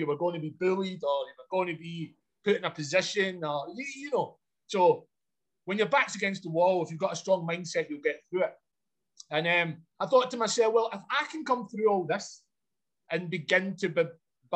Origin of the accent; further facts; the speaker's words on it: Glasgow, Scotland, United Kingdom; I grew up in a place called Glasgow, which is a large city in Scotland